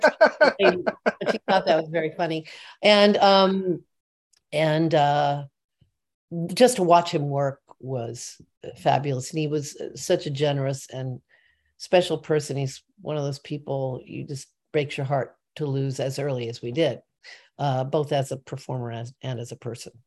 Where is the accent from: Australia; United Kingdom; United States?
United States; Midwest; moved away as an adult; I'm from the Midwest